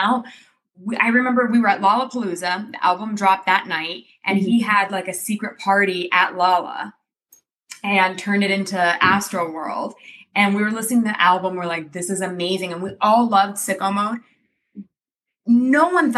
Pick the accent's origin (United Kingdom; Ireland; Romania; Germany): Romania; now in United States; we're from Romania, so I grew up traveling around Europe